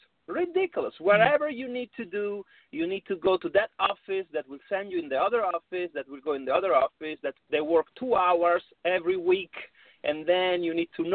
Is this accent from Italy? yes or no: yes; Rome, Lazio, Italy; accent: Italian; English is a second language; from my spaghetti accent, you can tell I'm Italian